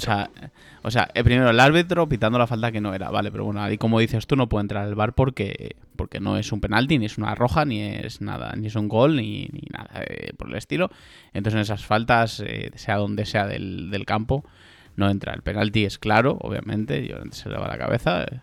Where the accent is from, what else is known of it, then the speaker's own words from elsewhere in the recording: Spain; now in Germany; somos españoles